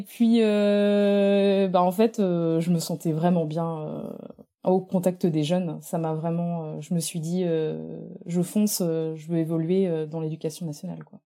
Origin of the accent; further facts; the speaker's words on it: Normandy, France; moved away as an adult; also born or lived in Brittany / Nantes; je suis originaire de la Normandie